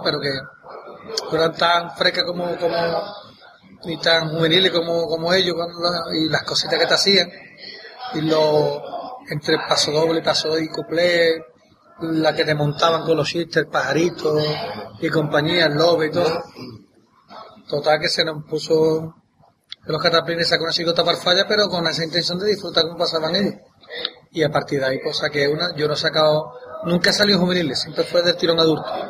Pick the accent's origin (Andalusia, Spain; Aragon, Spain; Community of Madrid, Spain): Andalusia, Spain; Santa María; born or raised there; also born or lived in Loreto, Cádiz